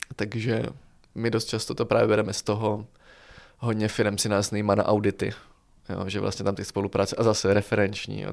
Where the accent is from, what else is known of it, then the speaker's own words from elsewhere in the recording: Czechia; jsme z Česka